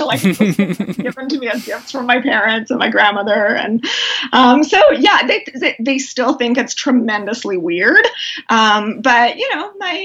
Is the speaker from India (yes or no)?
no; Canada; I'm Canadian